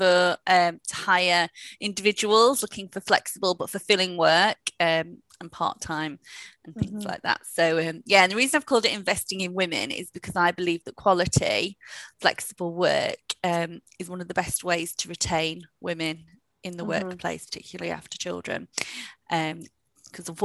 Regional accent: Huddersfield, Yorkshire and the Humber, United Kingdom; moved away as an adult; also born or lived in Sheffield / London; I'm in from Huddersfield

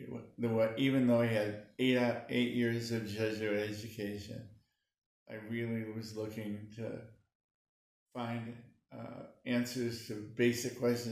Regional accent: Bridgeport, Connecticut, United States; moved away as an adult; also born or lived in Worcester, Massachusetts / New York City / Indianapolis / Columbus, Georgia; now in Muncie, United States; I was from Connecticut.

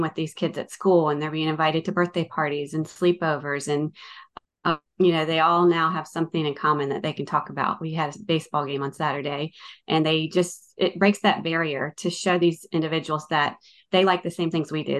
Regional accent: Northern Virginia, United States; moved away as an adult; now in Watkinsville, United States; I'm from Northern Virginia. I grew up in Northern Virginia

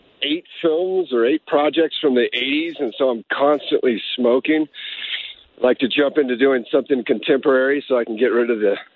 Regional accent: Dallas, Texas, United States; I grew up outside of Dallas, Texas.

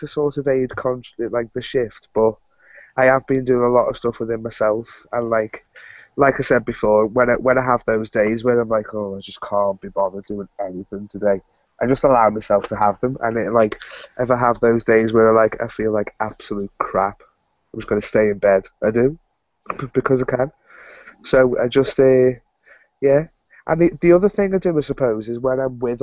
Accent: Liverpool, North West England, United Kingdom; I'm actually from Liverpool in the UK.

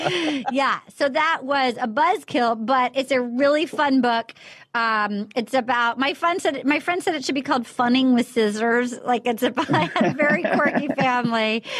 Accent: Little Compton, Rhode Island, United States; moved away; I grew up in Little Compton, Rhode Island.

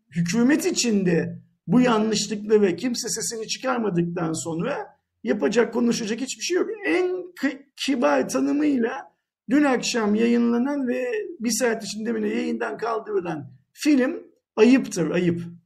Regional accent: Turkey; Bir Türk olarak.

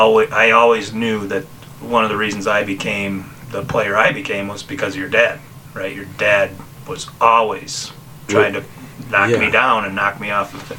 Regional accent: Hilton, New York, United States; we didn't have the same team culture when I was growing up in Hilton

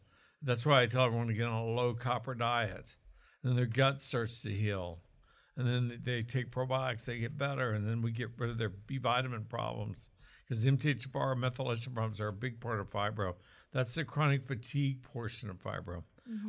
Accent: Oklahoma, United States; accent: Okie; Was that my Okie accent? Maybe. I'm from Okie land.

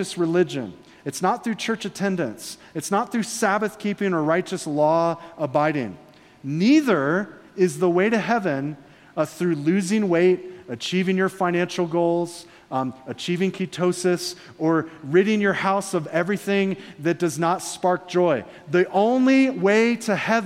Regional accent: Florida, United States; I'm from Florida.

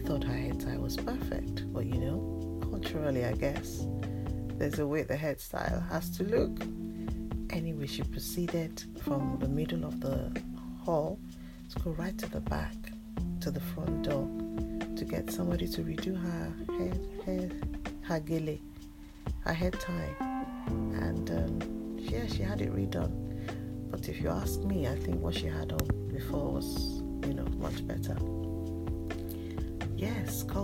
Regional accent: Nigeria; now in United Kingdom; I am Nigerian born, even though I've lived in the UK for over 20 years now

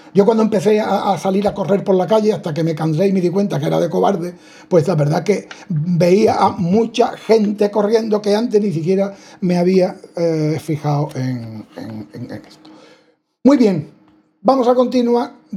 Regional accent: Spain; somos españoles, béticos, universitarios, varones

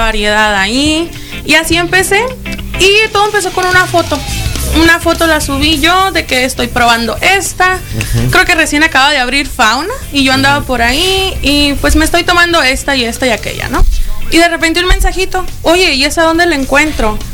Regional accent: Ciudad Obregón, Sonora, Mexico; also born or lived in Tijuana; now in Hermosillo, Mexico; Yo soy de Obregón, de allá vengo, tengo ya más de un par de añitos viviendo.

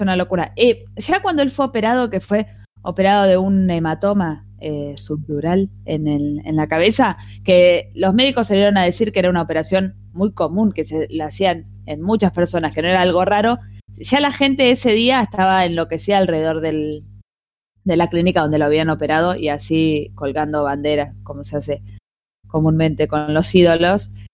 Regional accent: Argentina; así como en Argentina tenemos todas las tendencias

